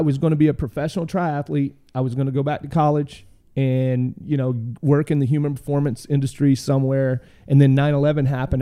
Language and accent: English; Dardanelle, Arkansas, United States; I grew up in a little town called, uh, Dardanelle, Arkansas